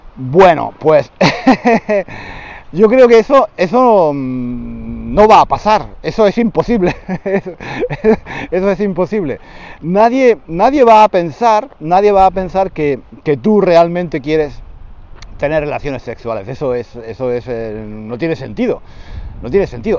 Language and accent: Spanish; Spain; he dicho que no soy muy español. De, desde ese punto de vista no soy muy español